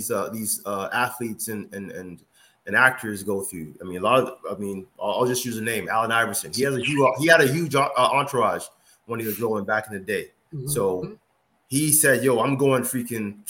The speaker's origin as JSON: {"language": "English", "country": "Nigeria", "said": "I'm a Nigerian."}